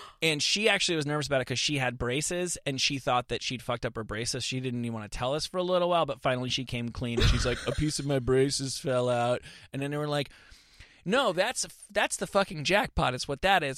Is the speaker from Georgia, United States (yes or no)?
no; suburban New Jersey, United States; also born or lived in Bloomfield, New Jersey; I am from suburban New Jersey